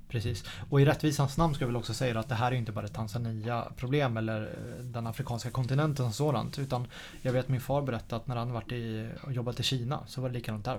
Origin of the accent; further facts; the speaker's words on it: Sweden; som svensk